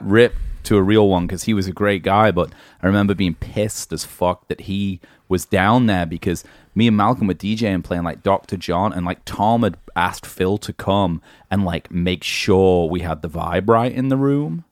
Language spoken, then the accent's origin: English; England, United Kingdom; moved away; being English